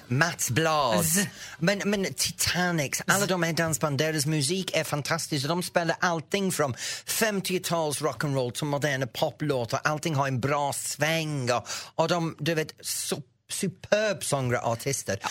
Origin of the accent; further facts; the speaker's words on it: the north of England, United Kingdom; Swedish is a second language; now in Sweden; Jag kommer från norra England, ut på landet och, och i min trakt när vi växte upp